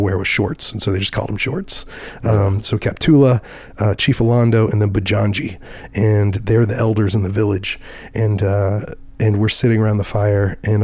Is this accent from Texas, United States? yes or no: yes; Dallas, Texas, United States; I was from Dallas, Fort Worth